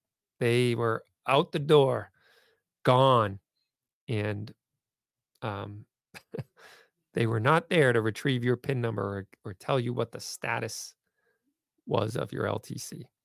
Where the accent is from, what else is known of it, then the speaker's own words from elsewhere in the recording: Massachusetts, United States; because I'm from Massachusetts